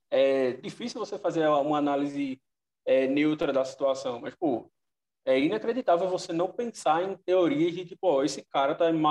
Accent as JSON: {"language": "Portuguese", "region": "Northeast Region", "country": "Brazil", "said": "Eu que sou do Nordeste"}